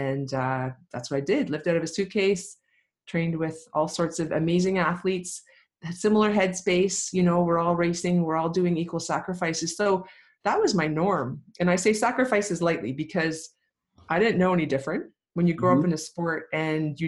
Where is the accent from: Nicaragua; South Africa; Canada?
Canada; Lindsay, Ontario; I grew up in Lindsay, Ontario, great small town, about 12,000 people when I was growing up